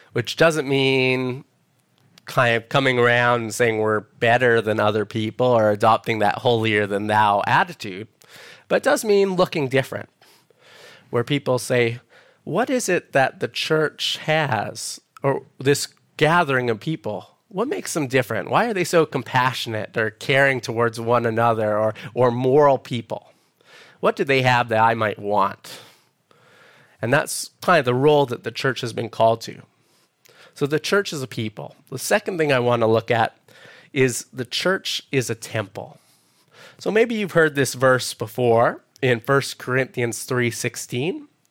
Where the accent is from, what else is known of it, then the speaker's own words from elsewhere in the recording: Edmonton, Alberta, Canada; moved away as an adult; now in Perth, Australia; I'm originally from Edmonton, Alberta, Canada